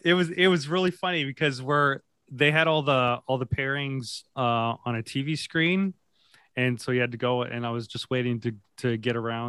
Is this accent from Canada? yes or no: yes; Canada; I'm the Canadian at this table.